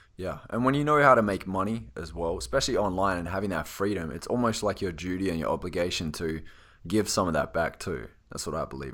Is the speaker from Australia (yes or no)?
yes; Australia; accent: Australian; I am from Australia